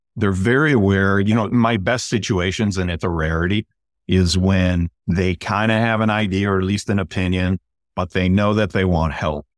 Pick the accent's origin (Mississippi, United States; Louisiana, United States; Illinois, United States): Illinois, United States; Chicago; moved away as an adult; now in West Coast, United States; I'm originally from Chicago.